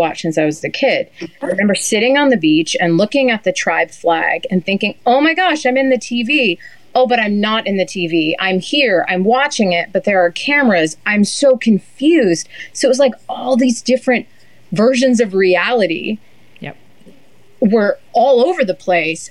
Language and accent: English; New Hampshire, United States; I used to hang out in my hometown in New Hampshire with the 80-year-olds in the cafe